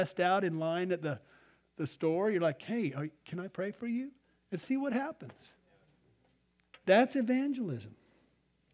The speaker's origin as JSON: {"language": "English", "town": "Albuquerque", "region": "New Mexico", "country": "United States", "tie": "born or raised there", "said": "I grew up in Albuquerque."}